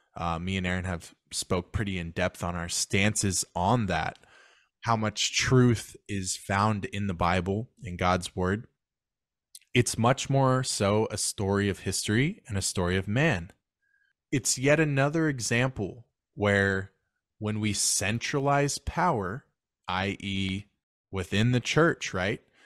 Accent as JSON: {"language": "English", "country": "United States", "said": "I'm American"}